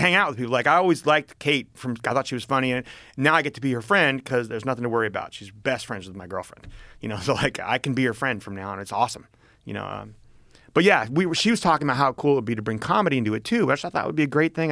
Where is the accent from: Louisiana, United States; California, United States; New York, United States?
California, United States; Berkeley; growing up in Berkeley